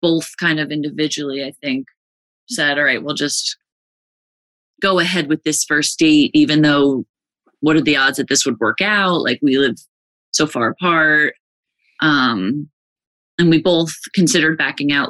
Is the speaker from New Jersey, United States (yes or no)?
yes; West Orange, New Jersey, United States; I'm from New Jersey. I grew up in the town we live in now, actually, West Orange, New Jersey